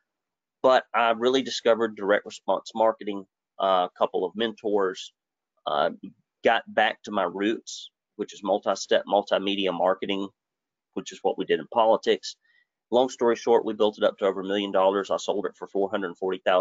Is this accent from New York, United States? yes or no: no; Arab, Alabama, United States; I grew up in Arab, Alabama, and we were poor folks to poor folks.